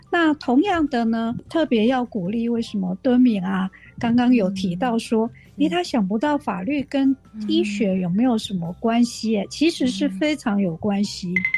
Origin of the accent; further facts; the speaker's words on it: Taiwan; 我们台湾人跟这个白种人，啊，可能就是不一样的基因的组成